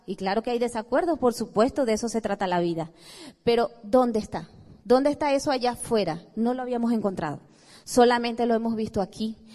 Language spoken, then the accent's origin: Spanish; Venezuela; venimos de Venezuela, un país hermoso